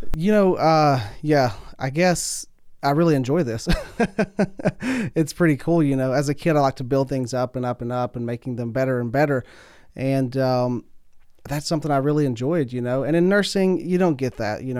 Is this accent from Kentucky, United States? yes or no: yes; Pike County, Kentucky, United States; I'm from Pike County. It's about three hours east of here. You can tell by the accent